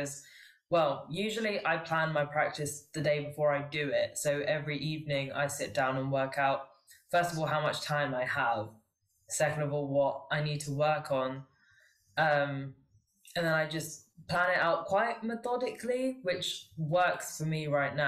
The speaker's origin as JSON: {"language": "English", "region": "London", "country": "United Kingdom", "tie": "born or raised there", "said": "I was born in London. I've lived in England my whole life, but my family is Sri Lankan"}